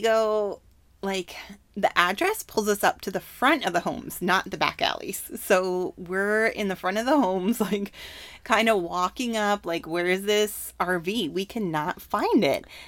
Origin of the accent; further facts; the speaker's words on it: Canada; moved away; Home country. Oh, Canada